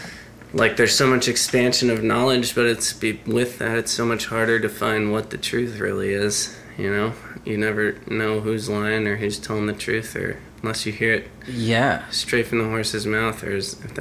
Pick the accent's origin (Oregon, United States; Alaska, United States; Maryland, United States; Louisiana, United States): Alaska, United States; now in Seattle, United States; I'm from Alaska.